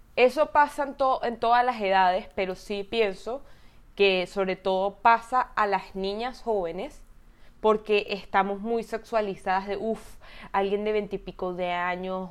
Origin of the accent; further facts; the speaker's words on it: Venezuela; yo también soy venezolana